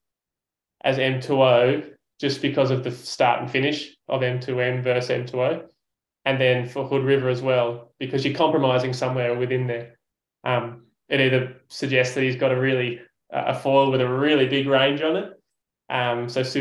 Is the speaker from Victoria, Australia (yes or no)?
no; Sydney, New South Wales, Australia; As an Aussie